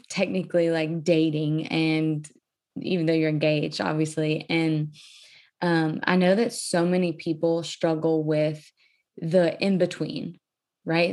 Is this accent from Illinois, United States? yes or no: no; Cajun, Louisiana, United States; I'm from a Cajun culture, very family oriented, very loud, obnoxious family